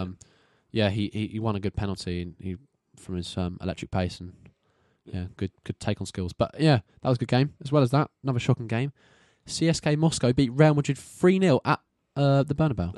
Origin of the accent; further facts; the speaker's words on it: England, United Kingdom; we're English boyos